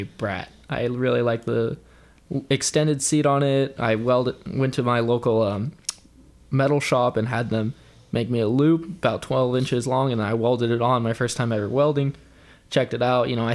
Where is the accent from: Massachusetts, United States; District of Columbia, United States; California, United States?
California, United States; San Joaquin Valley; I'm from the San Joaquin Valley, so getting over here takes me an hour and a half.